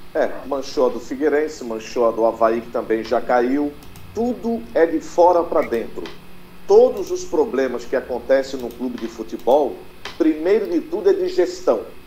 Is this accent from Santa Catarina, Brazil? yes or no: yes; Santa Catarina, Brazil; sou catarinense.